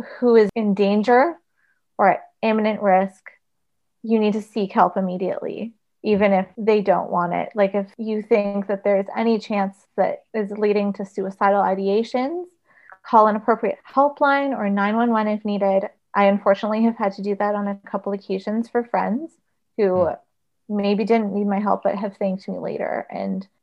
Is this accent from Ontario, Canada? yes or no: yes; Paris, Ontario, Canada; I grew up in Paris